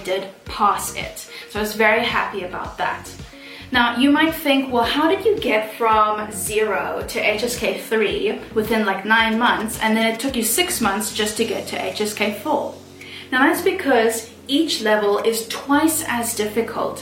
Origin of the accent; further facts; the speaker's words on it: South Africa; moved away as an adult; now in Shenzhen, China; I then flew back to my home country of South Africa